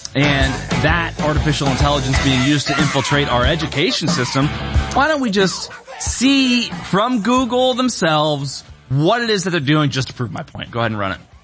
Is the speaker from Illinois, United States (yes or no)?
yes; Bloomington, Illinois, United States; moved away as an adult; also born or lived in Austin, Texas / Nashville, Tennessee / Orange County, California; I grew up in Bloomington, Illinois